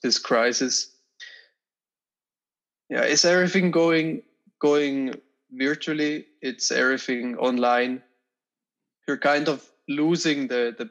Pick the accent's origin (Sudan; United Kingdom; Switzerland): Switzerland; also born or lived in Zurich; I'm a percussionist and I'm from Switzerland